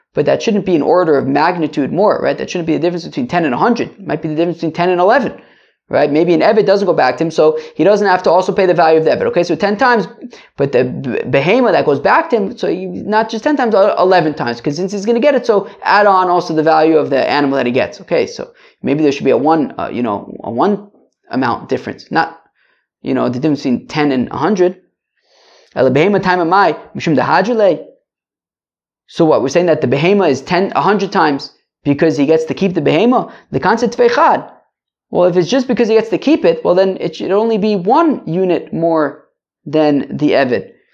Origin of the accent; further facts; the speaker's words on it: United States; I'm American